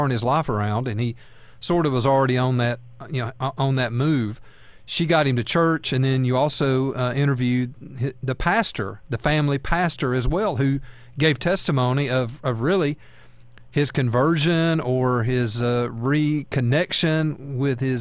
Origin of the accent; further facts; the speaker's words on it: Alabama, United States; I'm from Alabama.